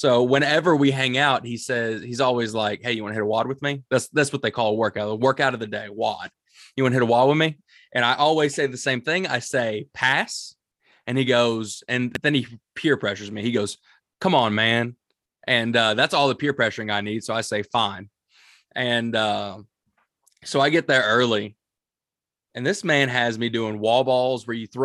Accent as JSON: {"language": "English", "region": "the South", "country": "United States", "said": "I'm from the South and I've never seen snow before, even though I've seen it 1,000 times"}